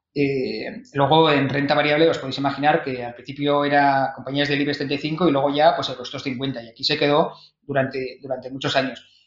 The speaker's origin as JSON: {"language": "Spanish", "town": "Vitoria-Gasteiz", "region": "Basque Country", "country": "Spain", "also_born_or_lived": "Madrid", "moved": "yes", "lives_now": "Barcelona, Spain", "said": "yo soy de Vitoria"}